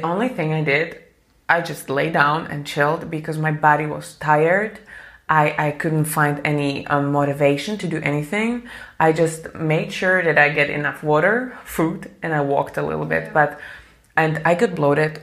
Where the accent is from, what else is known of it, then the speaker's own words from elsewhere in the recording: Slovakia; I'm from Slovakia